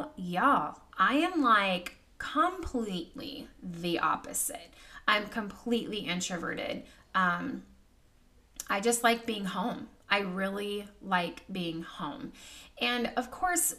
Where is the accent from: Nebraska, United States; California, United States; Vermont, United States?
California, United States; now in Virginia, United States; I was born and raised in California